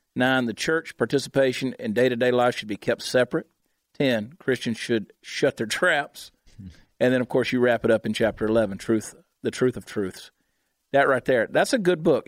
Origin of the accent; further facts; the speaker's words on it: Georgia, United States; I grew up in Georgia, right on the South Carolina line.